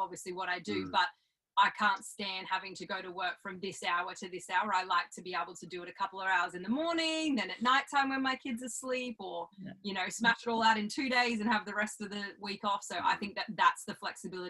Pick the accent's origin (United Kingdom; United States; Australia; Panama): Australia; I left 2 weeks after high school and I came home 13 years later